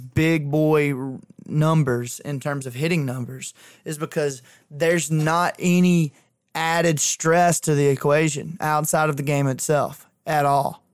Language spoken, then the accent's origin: English; Isabella / Thorsby, Alabama, United States; it's Isabella versus Thorsby in my hometown, and they're 1A schools